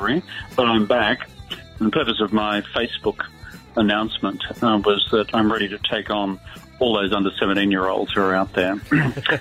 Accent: Brisbane, Queensland, Australia; I am a Brisbane lad, and I'm very proud of the fact. I'm a Queenslander true and blue

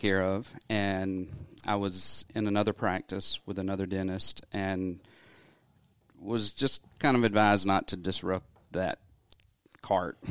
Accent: Athens, Georgia, United States; I'm actually from, born and raised in Athens, Georgia

